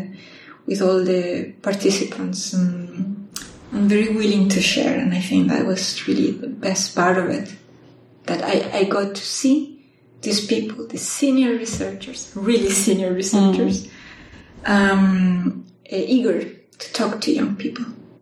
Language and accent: English; La Serena, Coquimbo, Chile; now in Bonn, Germany; So I'm from Chile. I did my undergraduate in my hometown in La Serena, which is a town known for astronomy, for TAS observatories.